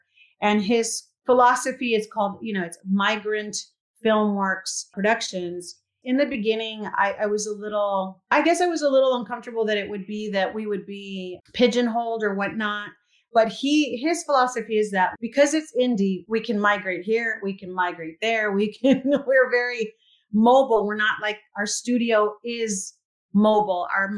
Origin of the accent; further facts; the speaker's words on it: United States; I am Mexican American, born here, but have Mexican parents